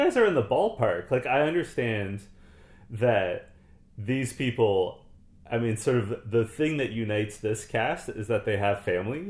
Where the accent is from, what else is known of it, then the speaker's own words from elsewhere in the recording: Canada; I'm Canadian